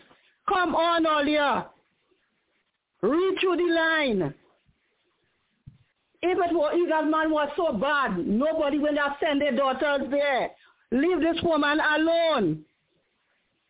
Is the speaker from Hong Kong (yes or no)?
no; Trinidad & Tobago; I'm a Trinidadian